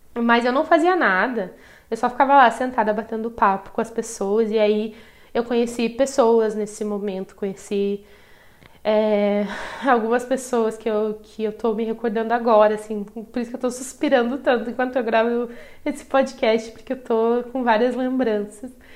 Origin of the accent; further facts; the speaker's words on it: Brazil; eu vim do Brasil